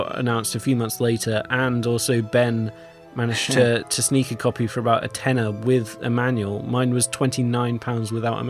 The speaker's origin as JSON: {"language": "English", "region": "England", "country": "United Kingdom", "said": "I'm English."}